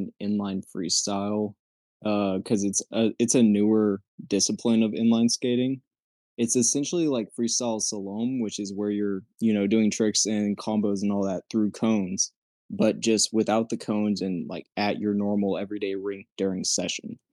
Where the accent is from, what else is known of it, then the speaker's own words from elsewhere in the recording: Waco, Texas, United States; I'm from Central Texas, more specifically Waco